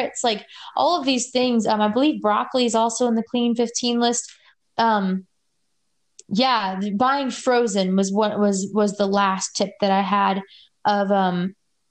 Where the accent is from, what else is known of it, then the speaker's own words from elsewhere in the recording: Louisiana, United States; moved away; I'm from Louisiana originally